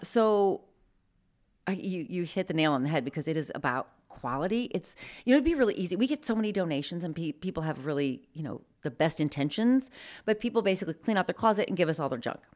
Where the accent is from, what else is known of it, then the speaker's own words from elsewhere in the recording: Midwest, United States; moved away as an adult; now in Spokane, United States; I grew up in the Midwest